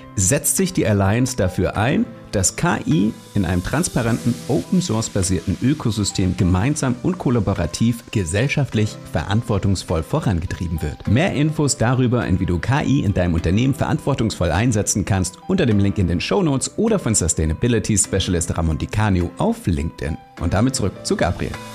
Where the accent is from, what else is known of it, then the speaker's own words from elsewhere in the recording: Germany; als Deutsche